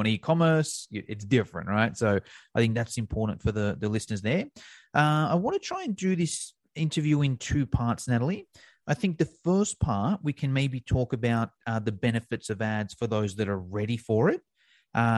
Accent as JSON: {"language": "English", "country": "Australia", "said": "I'm from Australia"}